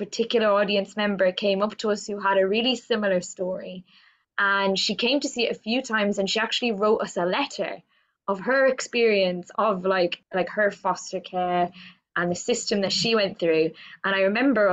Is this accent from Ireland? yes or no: yes; Cork, Munster, Ireland; I grew up in Cork in Ireland.